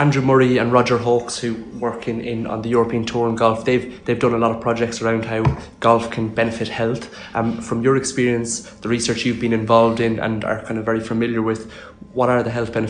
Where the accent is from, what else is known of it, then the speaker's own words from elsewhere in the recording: Ireland; now in London, United Kingdom; myself, an Irish person